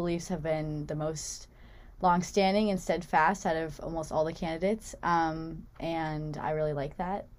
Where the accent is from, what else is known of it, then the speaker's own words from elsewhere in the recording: Seattle, Washington, United States; I'm from Seattle, Washington, and I'm a journalism major. I'm also a freshman.